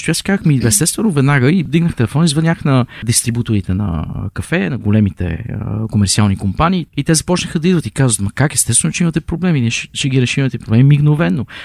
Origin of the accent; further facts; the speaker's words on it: Pazardzhik, Pazardzhik Province, Bulgaria; moved away as an adult; also born or lived in Brno; аз съм от Пазарджик